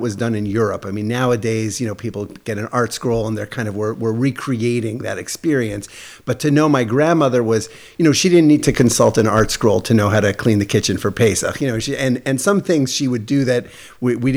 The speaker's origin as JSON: {"language": "English", "town": "Toronto", "region": "Ontario", "country": "Canada", "tie": "born or raised there", "also_born_or_lived": "Montreal", "said": "I was born in Montreal, grew up in Toronto. My family moved. I was 5 years old, and we moved to Toronto. So I really grew up in Toronto"}